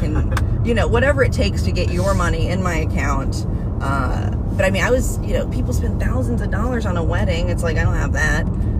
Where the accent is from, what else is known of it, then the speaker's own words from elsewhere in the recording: North Carolina, United States; growing up in North Carolina, just being like a weird... kid around rednecks.